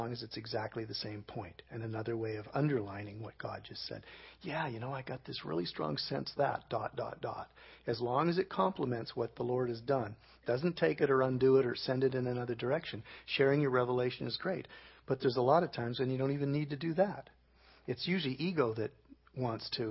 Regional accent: Canada; I'm from Canada.

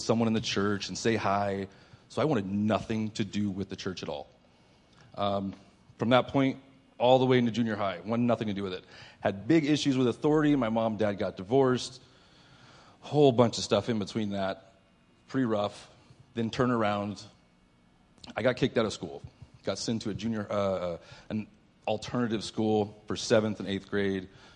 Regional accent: Mount Vernon, Illinois, United States; moved away as an adult; now in San Diego, United States; I was born in Southern Illinois, a place called Mount Vernon

